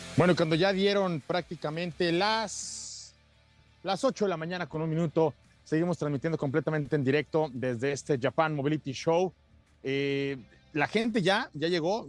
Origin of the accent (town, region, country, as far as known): Mexico